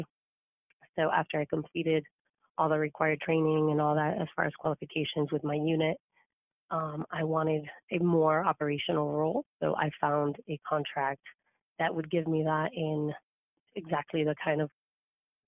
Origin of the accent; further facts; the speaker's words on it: Cuba; now in United States; I was actually not born in the U.S. I was born in Cuba. So my family moved here